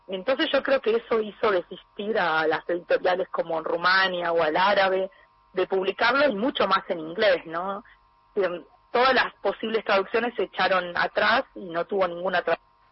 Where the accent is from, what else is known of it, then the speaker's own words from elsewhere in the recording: Argentina; now in Europe; soy argentina, soy latinoamericana, tengo eh, heredé todo de ahí, pero vivo en Europa